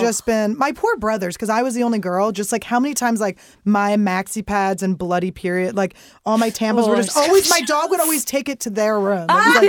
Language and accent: English; Philadelphia, Pennsylvania, United States; I'm from Philly